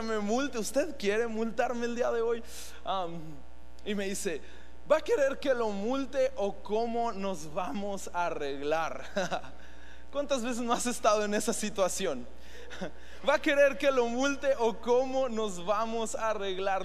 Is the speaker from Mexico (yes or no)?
yes; Mexico; nos permitió nacer en uno de los países más increíbles, cuando aquí somos mexicanos